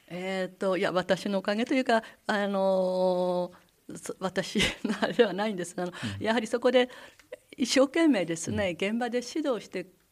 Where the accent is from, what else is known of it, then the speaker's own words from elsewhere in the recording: Misawa, Aomori, Japan; moved away as an adult; also born or lived in Hachinohe, Japan; now in Hakodate, Japan; 青森県の三沢市出身でして